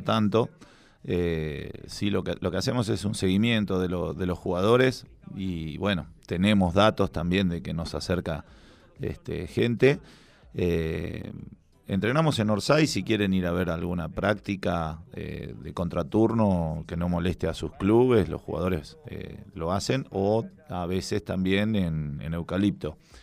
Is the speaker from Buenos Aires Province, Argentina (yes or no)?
yes; La Plata, Buenos Aires Province, Argentina; Yo soy de La Plata, mi papá jugó en gimnasia, mi abuelo, mi tío abuelo, este, porque soy del barrio Mondongo, de La Plata